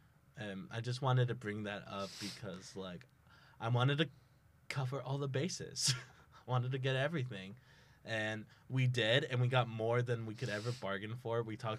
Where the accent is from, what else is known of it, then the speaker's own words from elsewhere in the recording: Texas, United States; now in Tulsa, United States; I'm Texan. I'm not that Texan.